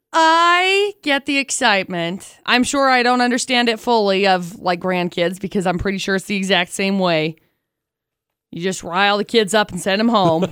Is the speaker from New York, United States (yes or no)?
no; Tremonton, Utah, United States; I grew up in Tremont